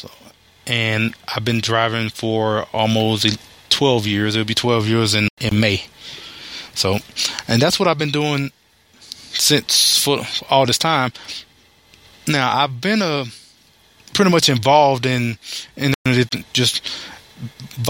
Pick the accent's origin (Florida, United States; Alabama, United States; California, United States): Alabama, United States; moved away as an adult; now in Texas, United States; born and raised in Alabama. And I moved out to Texas in 2002